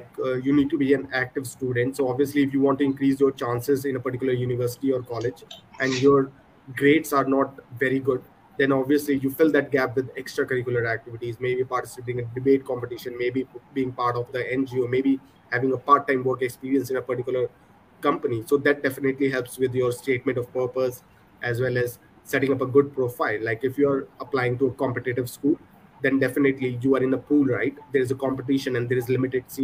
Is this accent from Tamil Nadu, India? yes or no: no; Punjab, India; I'm from Punjab, born and brought up here.